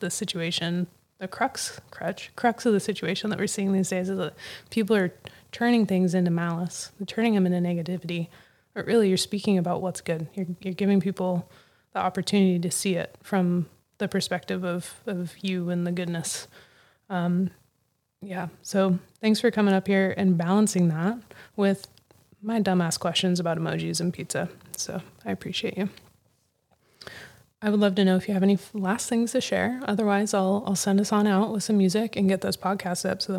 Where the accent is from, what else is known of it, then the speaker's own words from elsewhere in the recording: West Coast, United States; I grew up on the West Coast. I'm just like a West Coast baby